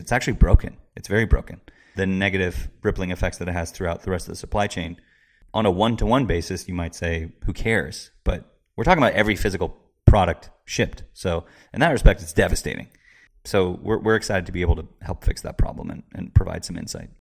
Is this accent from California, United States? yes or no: yes; Marin County, Bay Area, California, United States; also born or lived in San Francisco / San Luis Obispo / Seattle; I was born in San Francisco, raised in the Bay Area, Marin County.